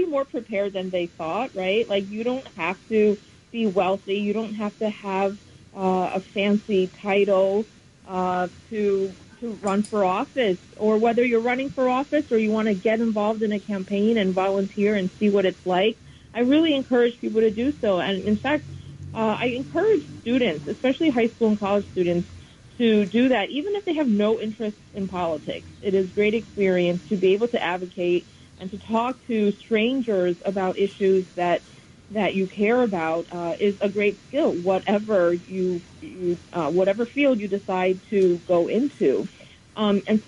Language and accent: English; New York City, New York, United States; I grew up and went to school in New York City